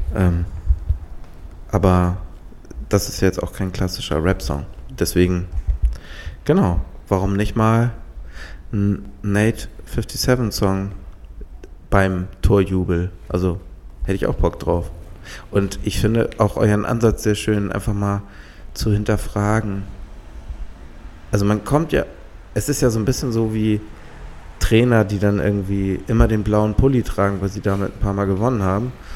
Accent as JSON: {"language": "German", "town": "Halstenbek", "region": "Schleswig-Holstein", "country": "Germany", "tie": "born or raised there", "said": "bei uns in Halzenberg gab es so einen so Grand oder so einen Sandplatz"}